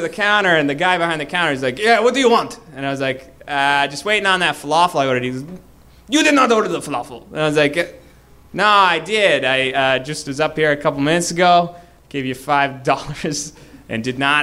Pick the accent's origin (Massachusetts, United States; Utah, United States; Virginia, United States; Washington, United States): Massachusetts, United States; Boston; I'm from Boston